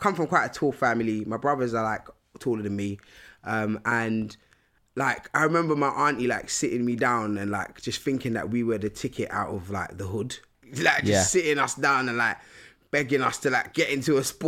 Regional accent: Nigeria; like they really wanted us to learn about like our motherland, like, you know, so I'm from Nigeria.

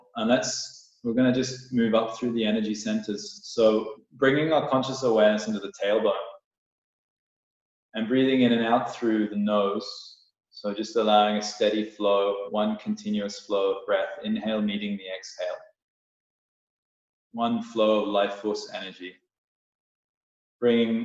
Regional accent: Canada; now in Bali, Indonesia; from Canada

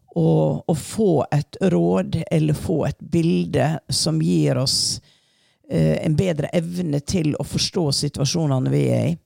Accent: Hareid, Møre og Romsdal, Norway; Jeg er fra Hareid.

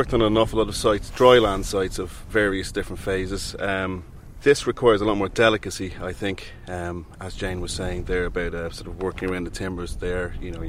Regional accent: Dublin, Leinster, Ireland; I'm from Dublin.

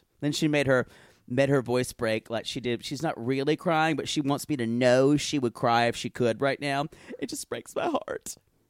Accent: Deep South, United States; I think I grew up with people in the Deep South where I grew up. People actually drink buttermilk.

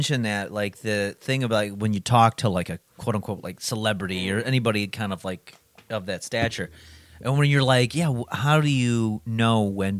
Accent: New Jersey, United States; I came from New Jersey.

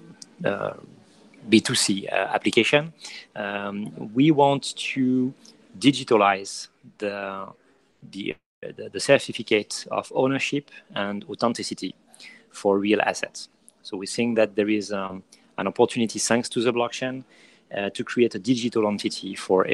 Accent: France; accent: French; English is a second language; moved away as an adult; now in New York, United States; I'm an entrepreneur, French entrepreneur, obviously. I think you hear that in my accent

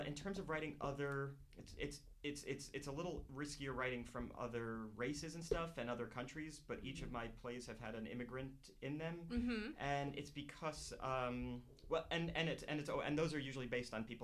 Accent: New Jersey, United States; I grew up in New Jersey, and there were not people from other places, really

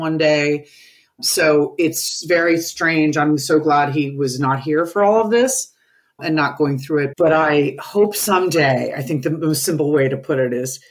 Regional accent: New York, United States; I grew up in New York

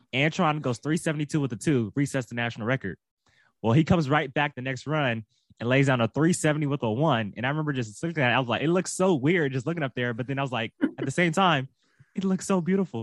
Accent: Southern California, United States; I'm from Southern California

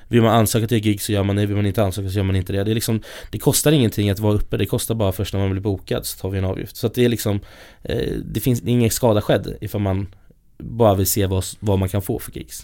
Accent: Stockholm, Stockholm County, Sweden; Jag har ju turen att jag kommer från Stockholm, från, ja, här i Stockholm

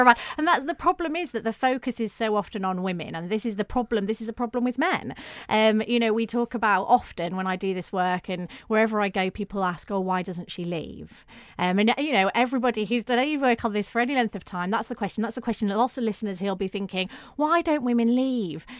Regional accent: the north of England, United Kingdom; accent: northern; I'd grown grown up in, in the north of England, you may be able to tell from my accent

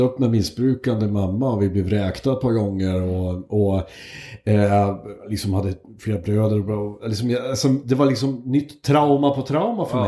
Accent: Hälsingland, Gävleborg County, Sweden; moved away; also born or lived in Hudiksvall / Uppsala; vi kommer från Hälsingland.

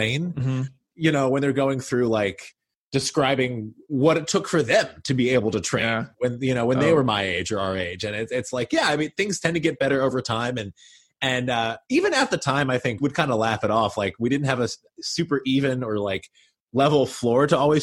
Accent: Kentucky, United States; moved away; also born or lived in Boston; I was this kid from Kentucky who was going to school there

